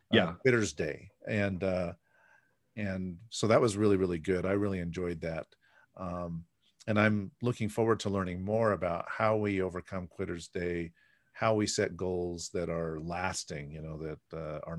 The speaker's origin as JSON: {"language": "English", "area": "the Bay Area", "region": "California", "country": "United States", "moved": "yes", "said": "I'm originally from the Bay Area"}